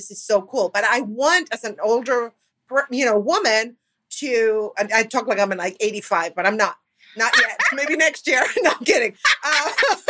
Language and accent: English; Argentina; moved away; I'm from Argentina